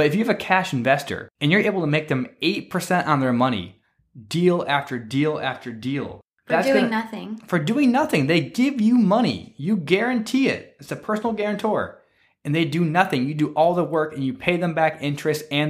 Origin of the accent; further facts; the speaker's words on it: Michigan, United States; moved away; my home state of Michigan